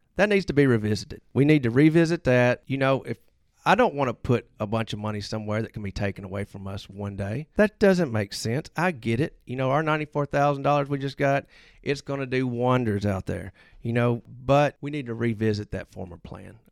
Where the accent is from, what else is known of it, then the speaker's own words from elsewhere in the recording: Hernando, Mississippi, United States; I am from Hernando.